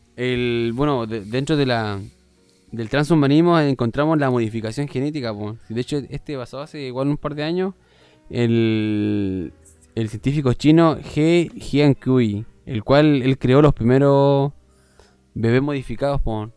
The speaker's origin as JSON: {"language": "Spanish", "region": "Norte Grande", "country": "Chile", "said": "los que somos del norte nos entendemos"}